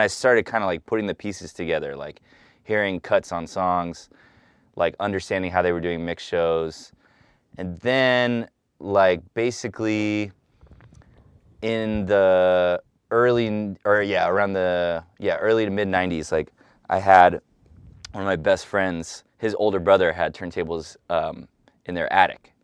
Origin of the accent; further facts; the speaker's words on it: San Francisco, California, United States; moved away; the neighborhood I grew up in. I grew up on, like, twenty-third and Dolores